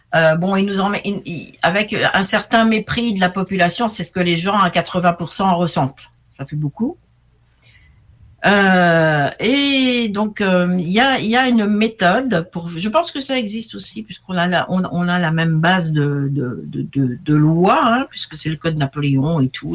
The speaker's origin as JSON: {"language": "French", "country": "France", "said": "je suis française moyenne"}